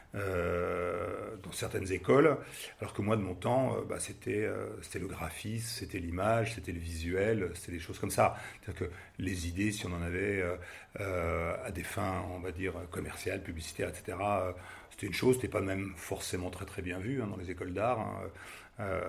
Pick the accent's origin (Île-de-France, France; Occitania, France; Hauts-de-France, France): Île-de-France, France; Paris; moved away as an adult; now in Nantes, France; je viens de Paris